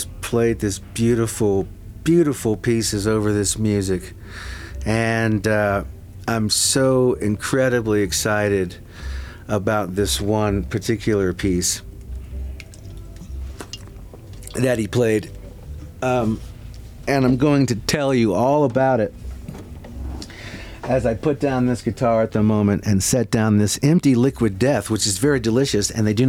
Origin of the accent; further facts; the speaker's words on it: Fredericksburg, Virginia, United States; I'm from Fredericksburg, which is 50, 60 miles south of D.C.